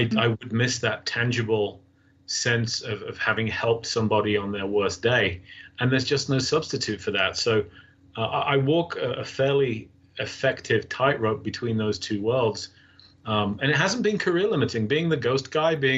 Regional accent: England, United Kingdom; moved away; since I was a young boy growing up in England

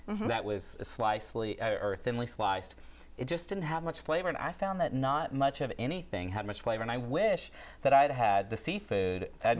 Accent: Texas, United States; moved away; I'm from Texas, so like you, I'm used to really good Mexican food, Tex-Mex in my case.

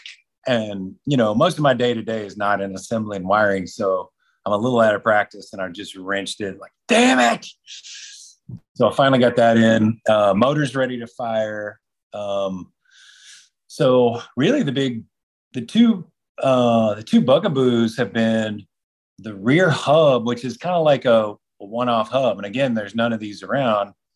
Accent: Texas, United States; That's my home state in Texas

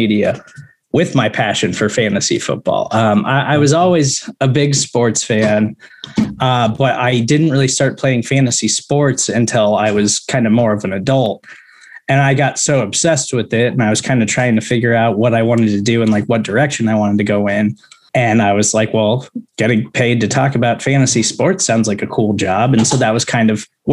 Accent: Kansas City, Missouri, United States; I grew up in Kansas City

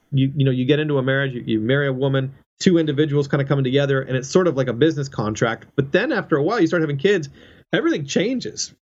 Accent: Canada; moved away as an adult; now in United States; I'm a Canadian and I, I live in the United States and uh, you know on a visa um, and I've been here for for 10 years

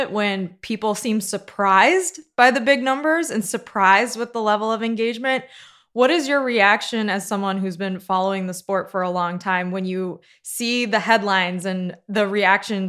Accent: Chicago, Illinois, United States; I'm from Chicago

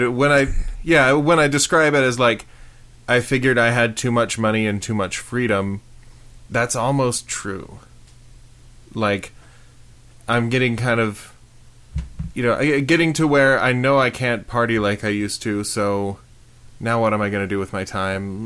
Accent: Prescott, United States; I grew up in Prescott

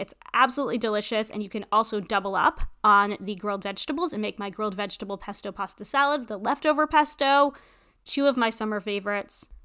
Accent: New England, United States; also born or lived in Tampa, Florida; growing up in New England

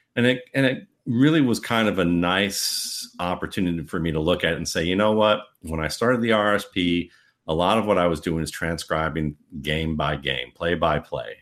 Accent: Cleveland, Ohio, United States; when I grew up in Cleveland

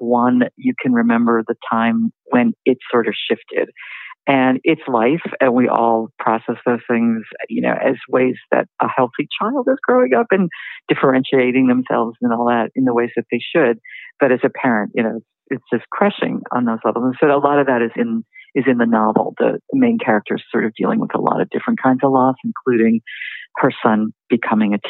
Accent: Newton, Massachusetts, United States; moved away as an adult; also born or lived in New York / Washington, D.C.; I grew up outside Boston in a suburb. Mm-hmm. And I had lived in New York and DC. And when I met my husband and we had our son, we ended up moving to my hometown, which was Newton, Massachusetts.

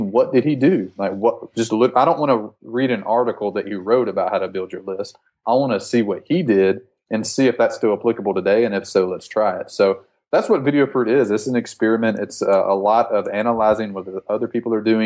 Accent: Alabama Gulf Coast, United States; I'm from Alabama, just a rural town in Alabama. I grew up on the Gulf Coast

